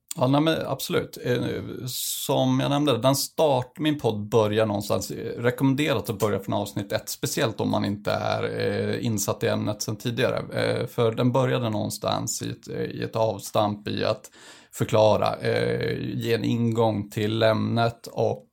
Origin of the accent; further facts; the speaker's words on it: northern Sweden, Sweden; kommer från norra Sverige